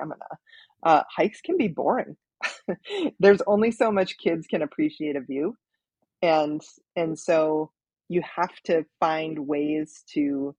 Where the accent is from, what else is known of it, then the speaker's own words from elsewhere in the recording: Minnesota, United States; we're all from Minnesota.